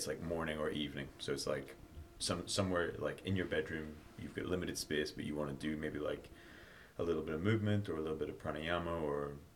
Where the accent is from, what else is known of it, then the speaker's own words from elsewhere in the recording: Northern Ireland, United Kingdom; now in London, United Kingdom; originally I'm from Northern Ireland